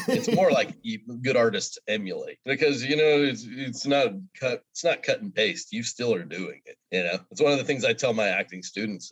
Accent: Oklahoma, United States; now in Mississippi, United States; I grew up in Oklahoma

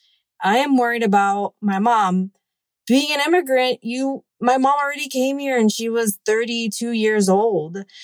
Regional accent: Miami, Florida, United States; also born or lived in Cuba; I was born in Cuba and immigrated at an early age to the United States, and I have lived in most of my life in Miami.

